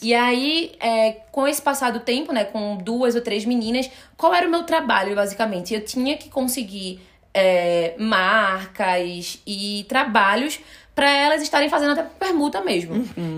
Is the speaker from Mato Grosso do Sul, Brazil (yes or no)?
no; Recife, Pernambuco, Brazil; moved away; E eu sou de Recife.